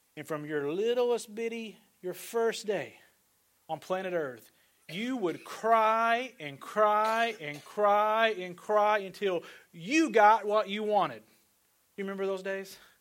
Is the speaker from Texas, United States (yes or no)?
no; Northeast Arkansas, United States; also born or lived in Fort Lauderdale, Florida; now in Kansas City, United States; I grew up in Northeast Arkansas